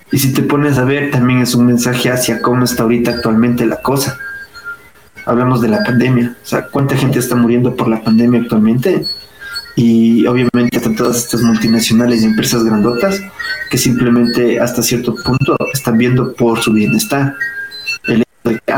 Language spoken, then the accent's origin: Spanish; Louisiana, United States; O sea, yo vengo de Luisiana, del sur.